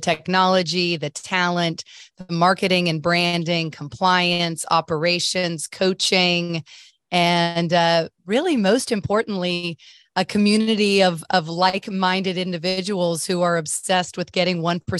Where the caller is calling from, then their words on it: Birmingham, Alabama, United States; Birmingham, Alabama, the global HQ of RFG Advisory.